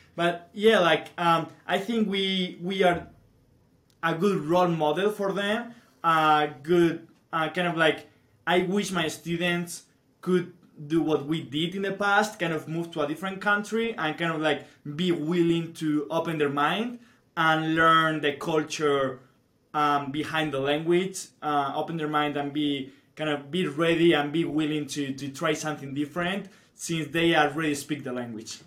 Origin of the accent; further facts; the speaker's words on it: Spain; English is a second language; moved away as an adult; now in Utah, United States; kind of living Europe or living Spain